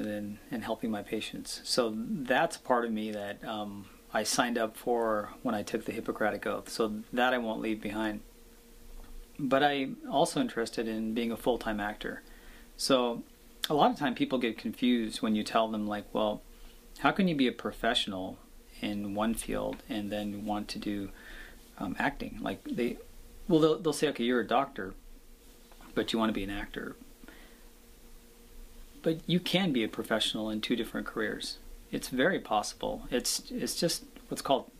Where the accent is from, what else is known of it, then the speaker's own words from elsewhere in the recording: Seattle, Washington, United States; growing up in Seattle, Washington, in the Pacific Northwest